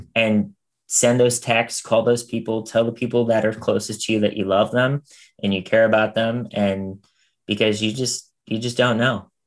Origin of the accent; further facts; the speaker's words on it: Pittsburgh, Pennsylvania, United States; now in Los Angeles, United States; I'm from Pittsburgh originally